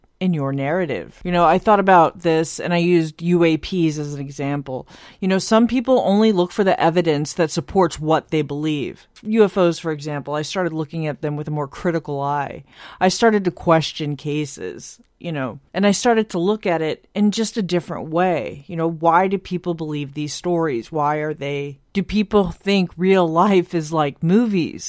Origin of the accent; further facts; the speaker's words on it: United States; I'm from the United States